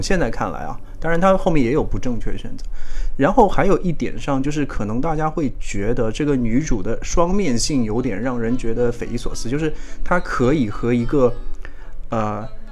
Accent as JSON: {"language": "Chinese", "region": "Shanghai", "country": "China", "said": "作为一个上海人，因为我嘛"}